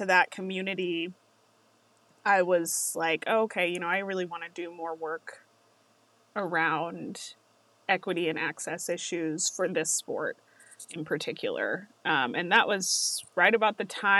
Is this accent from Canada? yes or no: no; Las Vegas, Nevada, United States; I'm from Las Vegas